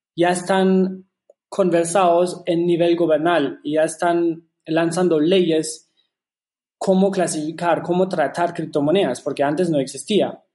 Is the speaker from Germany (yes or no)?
yes; Germany; Spanish is a second language; moved away; also born or lived in Shanghai, China; yo soy alemán originalmente, por eso disculpe si no se me ocurren unas palabras en español